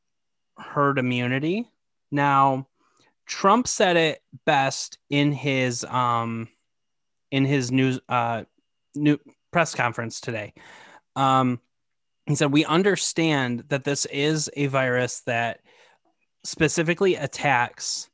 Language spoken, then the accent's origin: English; Michigan, United States; we're both from Michigan